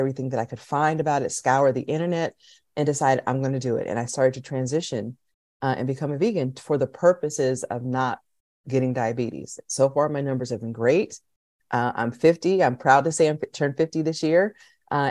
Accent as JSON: {"language": "English", "region": "Pennsylvania", "country": "United States", "said": "I'm from Pennsylvania, which is in Northeast America"}